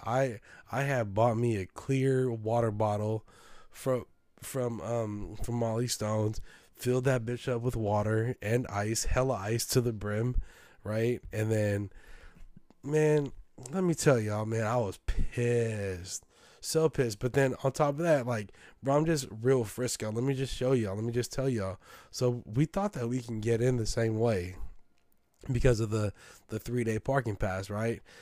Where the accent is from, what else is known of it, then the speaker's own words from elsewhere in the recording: San Francisco, California, United States; I'm from San Francisco.